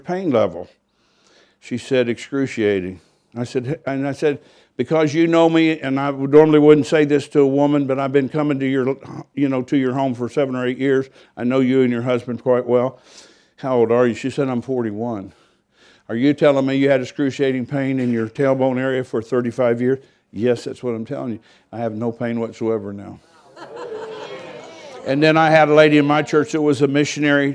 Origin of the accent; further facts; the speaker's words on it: United States; I was from America